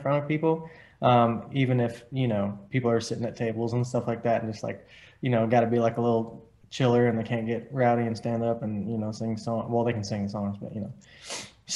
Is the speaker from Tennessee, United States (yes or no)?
yes; Nashville, Tennessee, United States; I'm from Nashville, but my dad and most of my family, they're from a little town called Collinwood, Tennessee